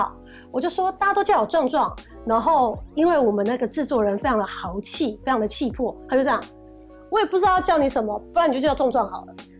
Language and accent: Chinese; Kaohsiung, Taiwan; 然后南很健康，很健康南部，因为我是高雄人，我是南部小孩，我就很爱吃